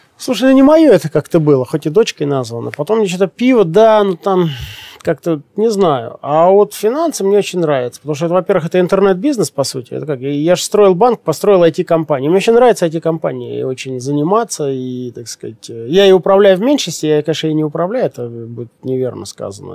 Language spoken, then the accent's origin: Russian; Siberia, Russia; Я тоже сибиряк